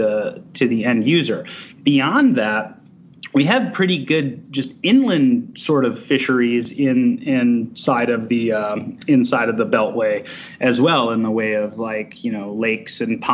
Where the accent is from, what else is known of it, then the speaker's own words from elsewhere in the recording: Cleveland, Ohio, United States; I grew up in Cleveland, Ohio